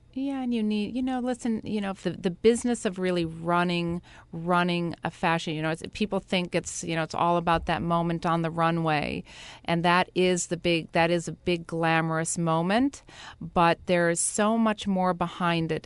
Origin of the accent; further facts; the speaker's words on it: Brookfield, Wisconsin, United States; now in New York, United States; I was in a, a small town called Brookfield. and I grew up very, you know, really in the outdoors